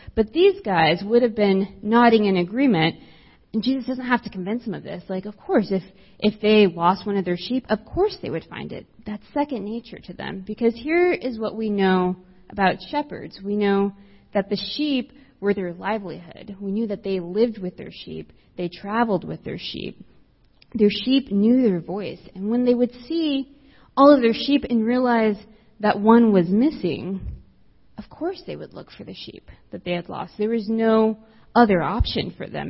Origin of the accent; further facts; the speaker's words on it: South Texas, United States; I grew up in South Texas, as far south as you could possibly go. And so I grew up right on the border of the United States and Mexico.